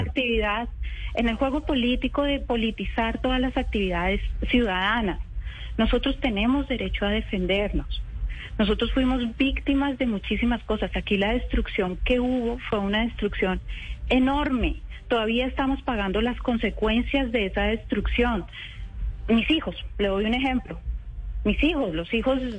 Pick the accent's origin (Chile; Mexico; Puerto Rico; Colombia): Colombia; Cali, Valle del Cauca; yo como colombiana, yo como caleña